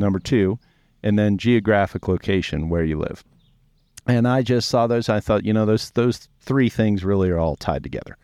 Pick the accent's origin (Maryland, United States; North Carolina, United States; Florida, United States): Maryland, United States; Baltimore; moved away as an adult; also born or lived in Annapolis, Maryland; now in Montana, United States; growing up in Baltimore, and, and we were always coming to Montana to fly fish.